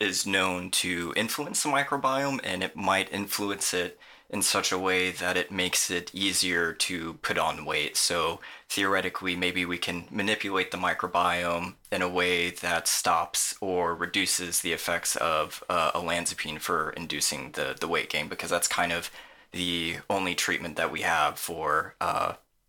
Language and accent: English; California, United States; moved away as an adult; also born or lived in Virginia; now in Cork, Ireland; I'm from California. I'm going to clarify my accent right now